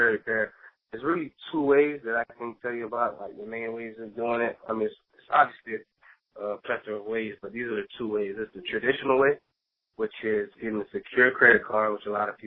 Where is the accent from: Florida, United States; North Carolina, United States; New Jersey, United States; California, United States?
Florida, United States; South; I'm from South Florida. I live in the Fort Lauderdale area